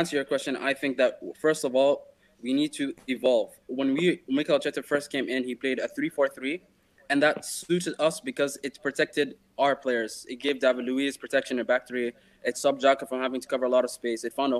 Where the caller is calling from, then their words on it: Dubai, United Arab Emirates; I'm joining you from the UAE, Dubai.